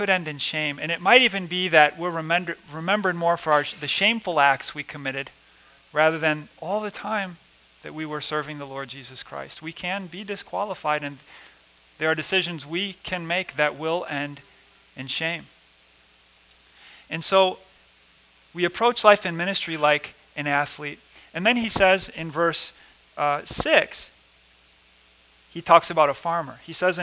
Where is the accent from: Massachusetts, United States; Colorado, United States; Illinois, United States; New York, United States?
Illinois, United States; Rockford; I'm from Rockford, Illinois. It's a big city in Illinois.